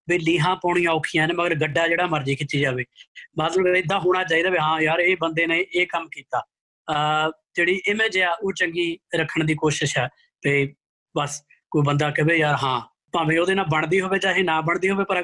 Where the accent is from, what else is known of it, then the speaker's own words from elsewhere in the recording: Canada; ਮੈਂ ਕੈਨੇਡਾ ਦਾ ਮੁੰਡਾ